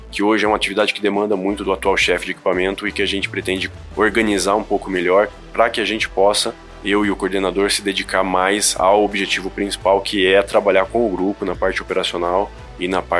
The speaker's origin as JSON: {"language": "Portuguese", "town": "Pirassununga", "region": "São Paulo", "country": "Brazil", "tie": "born or raised there", "also_born_or_lived": "Limeira", "said": "eu sou natural da cidade de Limeira, mas cresci na cidade de Pirassununga, ninho das águias, acostumado a ver a Esquadrilha da Fumaça"}